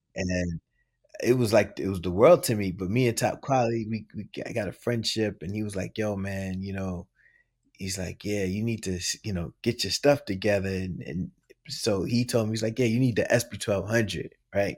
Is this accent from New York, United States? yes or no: yes; New York City, New York, United States; I'm from the Bronx.